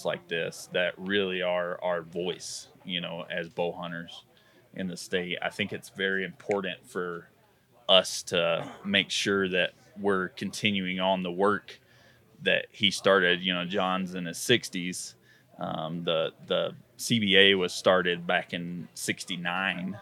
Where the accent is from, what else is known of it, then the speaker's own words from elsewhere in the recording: Georgia, United States; moved away as an adult; now in Colorado, United States; I moved here from Georgia 13 years ago.